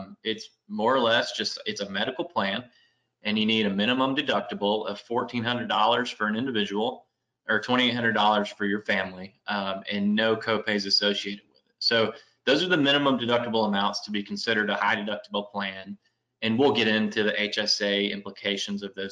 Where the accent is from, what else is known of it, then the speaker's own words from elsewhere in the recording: Memphis, Tennessee, United States; moved away as an adult; also born or lived in Knoxville, Tennessee; now in Nashville, United States; I was born and raised in Memphis